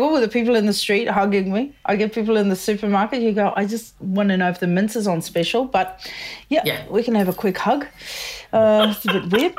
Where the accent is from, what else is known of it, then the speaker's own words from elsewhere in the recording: South Africa; moved away; I'm originally from South Africa.